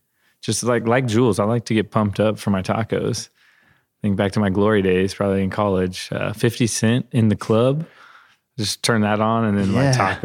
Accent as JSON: {"language": "English", "town": "Parsons", "region": "Kansas", "country": "United States", "tie": "born or raised there", "said": "I grew up in Parsons. So it's about 2 hours from any major metropolis."}